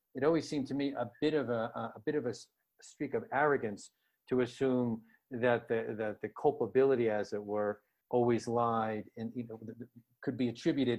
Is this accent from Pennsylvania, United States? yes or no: yes; Scranton, Pennsylvania, United States; I would like to reach the audience of the family that I grew up in Scranton, Pennsylvania.